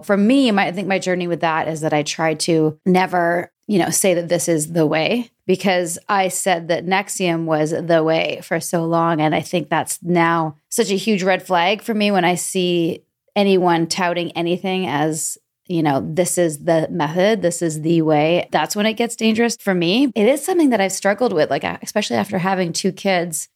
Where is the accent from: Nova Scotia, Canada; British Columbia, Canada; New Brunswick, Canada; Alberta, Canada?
British Columbia, Canada; Vancouver; now in Atlanta, United States; Born and raised in Vancouver